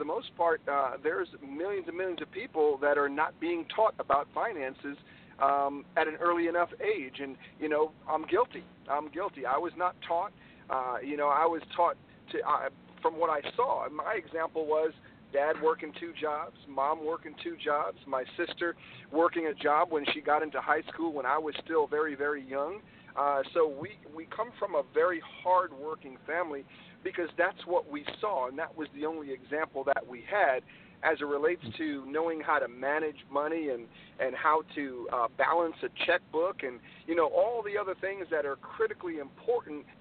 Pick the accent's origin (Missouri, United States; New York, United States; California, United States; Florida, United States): New York, United States; also born or lived in Trinidad and Tobago; I was born in the islands, Trinidad and Tobago. Moved to New York with my family when I was about 6 years old. So I grew up in New York